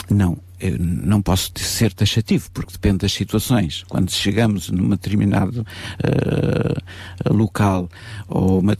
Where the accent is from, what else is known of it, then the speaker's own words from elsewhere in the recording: Sintra, Lisbon, Portugal; born there; Eh, eu nasci no Conselho de Sintra.